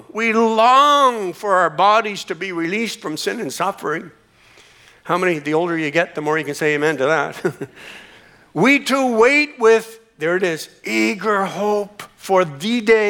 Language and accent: English; Canada; born there; even though I was born in Canada, I've changed the cities that I called home 8 times since I've been born.